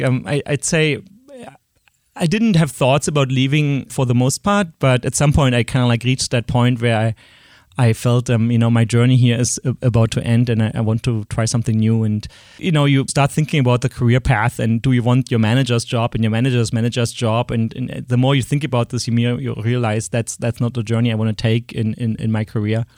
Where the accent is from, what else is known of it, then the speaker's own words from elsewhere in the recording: Berlin, Germany; accent: German; English is a second language; moved away; I grew up in East Berlin